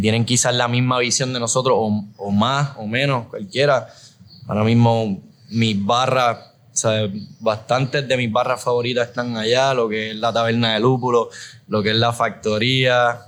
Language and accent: Spanish; Aguadilla, Puerto Rico; also born or lived in San Juan / Rincón; Yo por mi parte soy de, de Aguadilla